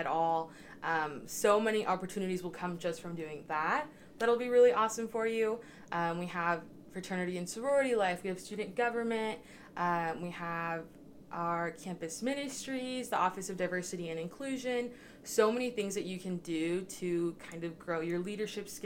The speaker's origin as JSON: {"language": "English", "town": "Spalding", "region": "Nebraska", "country": "United States", "said": "I'm from Spalding, Nebraska, which is a super small town about 2 hours northeast of Kearney."}